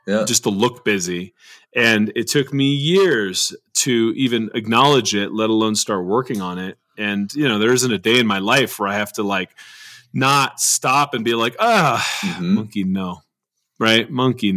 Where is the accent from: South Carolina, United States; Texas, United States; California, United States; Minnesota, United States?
California, United States; Southern; I grew up in Southern California